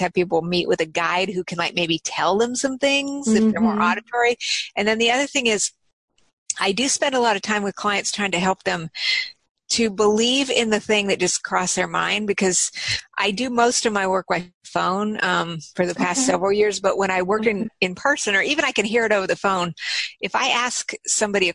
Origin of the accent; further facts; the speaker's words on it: Albuquerque, New Mexico, United States; from Albuquerque